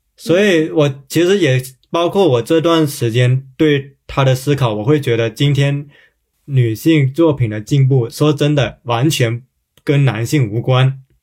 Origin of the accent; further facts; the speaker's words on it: Guangdong, China; 我小时候是在广东长大的